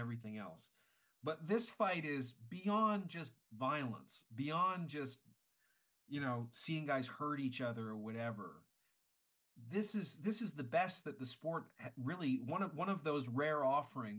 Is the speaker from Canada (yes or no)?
yes; Canada; I'm Canadian